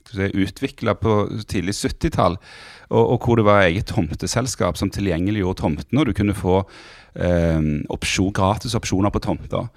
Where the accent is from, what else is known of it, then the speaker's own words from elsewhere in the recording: Stavanger, Rogaland, Norway; accent: Stavanger sociolect with hard consonants; also born or lived in Bergen / Monaco / Tananger; jeg vokste opp i, i Stavanger